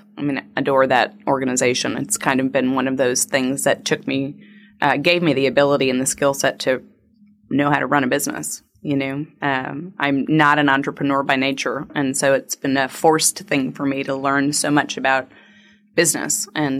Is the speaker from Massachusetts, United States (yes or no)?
yes; Massachusetts, United States; also born or lived in Hartford, Connecticut; I am a Yankee. Don't hold it against me. But I was born in Hartford, Connecticut, raised in Massachusetts, went to college in upstate New York.